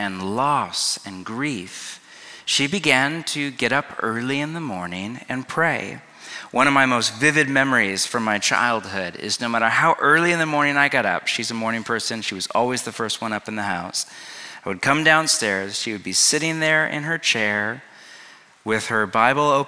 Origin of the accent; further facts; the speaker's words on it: California, United States; also born or lived in Pacific Northwest; now in Los Angeles, United States; I grew up in California, but spent the last 20 years in exile in the beauty and green and gloom and rain and antidepressants of the Pacific Northwest.